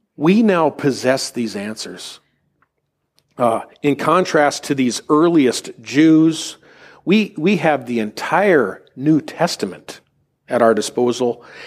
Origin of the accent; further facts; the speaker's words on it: United States; we as American Gentiles